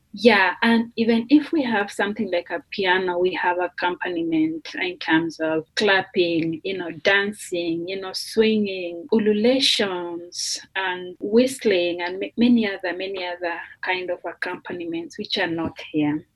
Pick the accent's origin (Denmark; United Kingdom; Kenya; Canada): Kenya; English is a second language; moved away as an adult; now in Notre Dame, United States; I come from Kenya